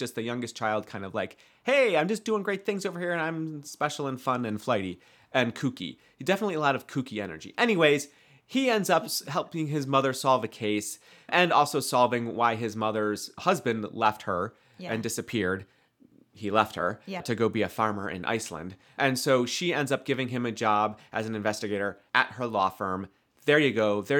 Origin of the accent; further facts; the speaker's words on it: Midwest, United States; I would just say pension, but I'm from the Midwest.